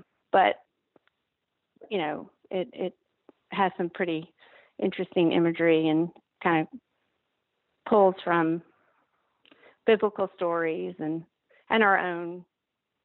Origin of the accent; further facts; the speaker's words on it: Vicksburg, Mississippi, United States; moved away as an adult; also born or lived in Virginia; now in Nashville, United States; growing up in Vicksburg, Mississippi